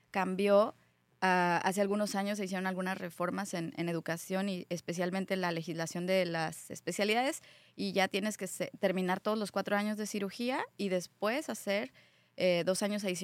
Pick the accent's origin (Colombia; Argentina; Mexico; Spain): Mexico; Querétaro; born there; also born or lived in Colima; yo nací en Querétaro, viví muchos años en Colima, ahí hice medicina, eh, mi familia migró a vivir a Estados Unidos, yo me quedé en México